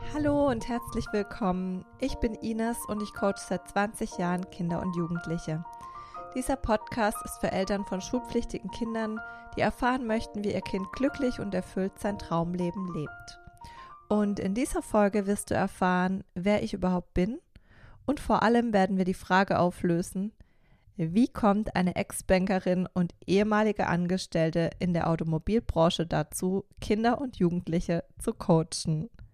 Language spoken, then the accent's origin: German; Karlsruhe, Baden-Württemberg, Germany; Also ich bin 1988 in Karlsruhe geboren